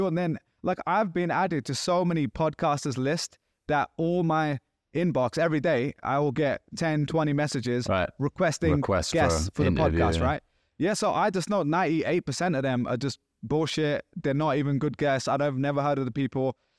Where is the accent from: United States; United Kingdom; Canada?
United Kingdom; England; Like, oh, I'm English. I say mate too.